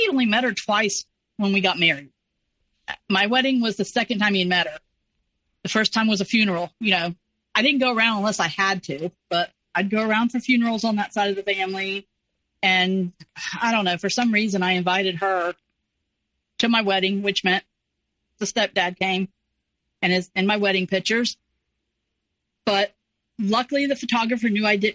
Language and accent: English; the North, United States; moved away; I was from a different state. I was from the North. I was the Yankee.